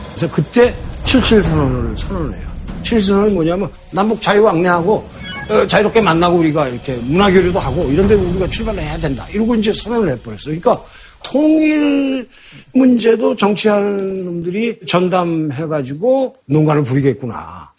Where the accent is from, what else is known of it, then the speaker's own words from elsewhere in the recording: South Korea; 나는 남한 역사의 산물이고, 난 남한에 귀속돼 있다.